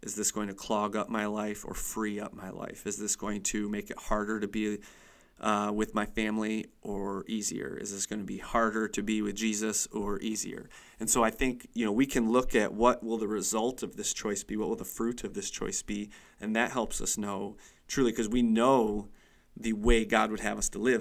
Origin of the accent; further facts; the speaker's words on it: Chautauqua County, New York, United States; moved away as an adult; now in Erie, United States; I was born and raised in Chautauqua County. It's really all I ever knew